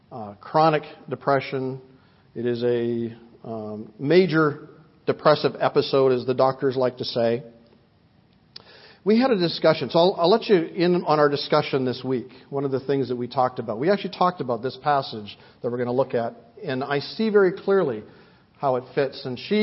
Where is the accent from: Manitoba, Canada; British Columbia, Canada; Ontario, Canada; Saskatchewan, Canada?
British Columbia, Canada; Vancouver; I remember a woman in our church when I was growing up in Vancouver.